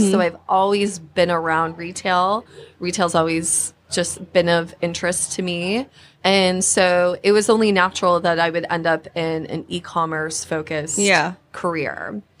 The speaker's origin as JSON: {"language": "English", "town": "Petoskey", "region": "Michigan", "country": "United States", "tie": "born or raised there", "said": "I'm actually from a small town. It's called Petoskey, Michigan."}